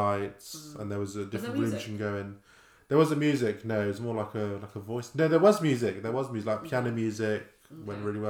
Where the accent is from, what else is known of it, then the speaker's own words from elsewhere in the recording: Bristol, South West England, United Kingdom; Banksy Museum in town in Bristol. We're from Bristol, by the way.